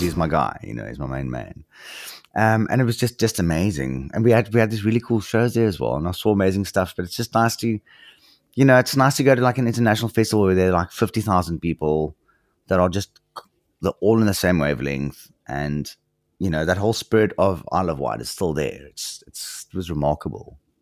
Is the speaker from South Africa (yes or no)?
yes; South Africa; as a South African